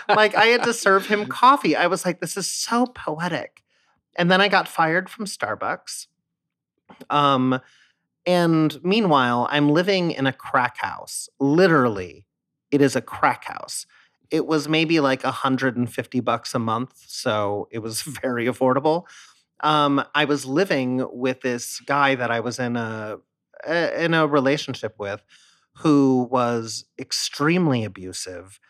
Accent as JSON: {"language": "English", "town": "San Diego", "region": "California", "country": "United States", "tie": "born or raised there", "also_born_or_lived": "Philadelphia", "moved": "as an adult", "said": "I grew up in San Diego, and the minute I turned eighteen, I moved to Philadelphia for school"}